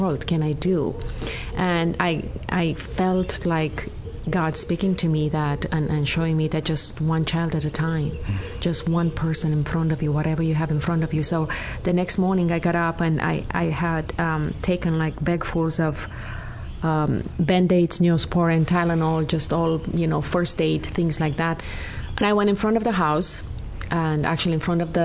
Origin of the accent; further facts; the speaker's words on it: Romania; now in Vancouver, Canada; I am originally from Romania.